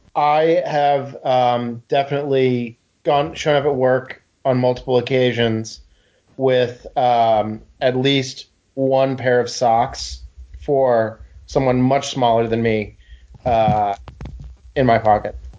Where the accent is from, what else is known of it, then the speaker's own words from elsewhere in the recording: New England, United States; growing up in New England